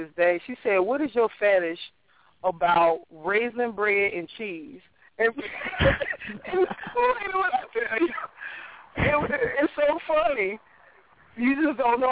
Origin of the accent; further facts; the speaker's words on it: Chicago, Illinois, United States; which is where I grew up. I grew up in Hyde Park